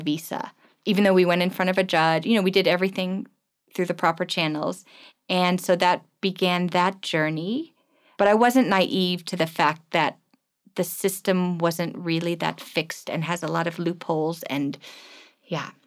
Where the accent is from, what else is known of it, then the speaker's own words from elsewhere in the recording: East Coast, United States; moved away as an adult; also born or lived in Germany / New York / Washington, D.C.; now in Johannesburg, South Africa; I grew up on the East Coast, so outside of New York and then outside of Washington, D C.